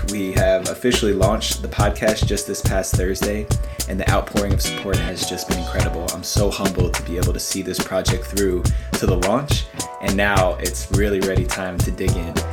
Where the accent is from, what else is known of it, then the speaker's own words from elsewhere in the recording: United States; moved away as an adult; also born or lived in New Jersey / New York City; now in California, United States; I grew up in New Jersey, New York City, and over the past five years living out in California